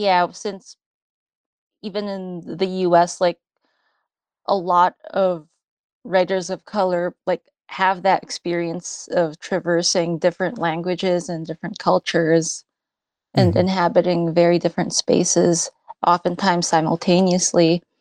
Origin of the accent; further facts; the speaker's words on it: United States; when I was growing up in the States, I felt in many ways alienated.